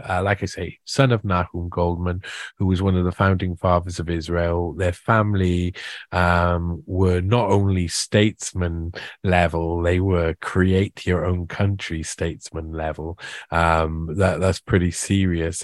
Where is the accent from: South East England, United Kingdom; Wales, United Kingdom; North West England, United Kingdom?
Wales, United Kingdom; also born or lived in South America; I'm Welsh and we've got our own identity